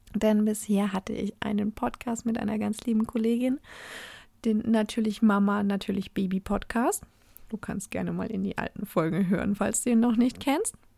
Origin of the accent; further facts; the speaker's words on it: Oberasbach, Bavaria, Germany; also born or lived in Fürth; ich bin in Oberasbach aufgewachsen und in Fürth, also die meine, meinen einen Teil der Kindheit in Oberasbach verbracht, meinen hauptsächliches Teenager-Dasein in Fürth